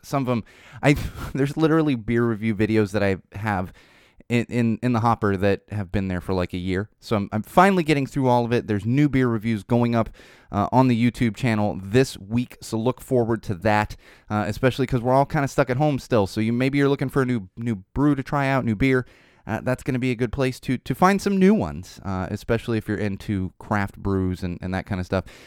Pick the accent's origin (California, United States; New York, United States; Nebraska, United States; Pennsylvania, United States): California, United States; Southern; I'm from Southern California